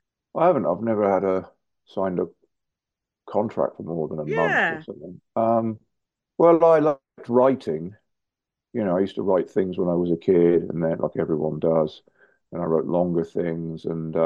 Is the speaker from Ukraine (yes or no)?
no; South West England, United Kingdom; moved away as an adult; now in London, United Kingdom; So I moved from Devon, which was small in a way, to London, which was big.